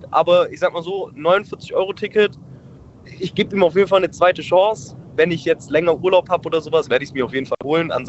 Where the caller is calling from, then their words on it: Abfalterbach, Tyrol, Austria; Hi, ich bin aus Abfalterbach.